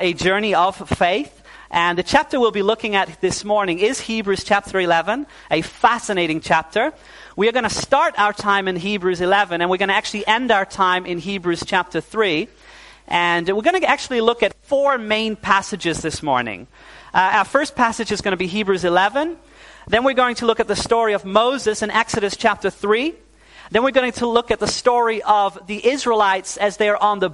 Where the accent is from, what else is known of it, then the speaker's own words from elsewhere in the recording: Netherlands; also born or lived in New Zealand; My parents are Dutch. But when I was 9 years old, we moved back to the Netherlands.